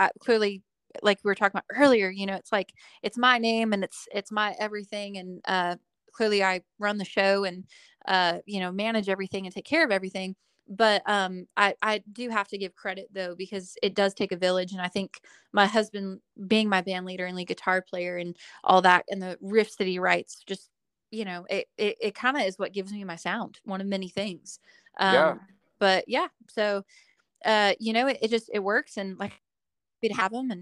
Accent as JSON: {"language": "English", "town": "Bakersfield", "region": "California", "country": "United States", "tie": "born or raised there", "said": "I am from Bakersfield, California. It's my hometown."}